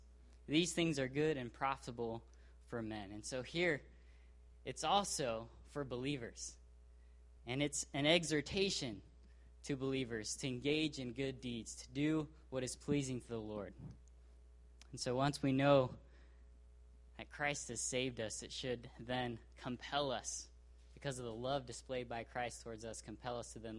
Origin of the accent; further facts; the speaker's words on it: Brazil; born there; I was born in Brazil. I consider that an immense blessing and privilege.